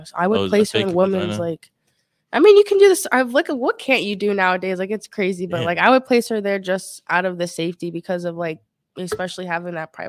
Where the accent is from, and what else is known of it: Maryland, United States; now in Miami, United States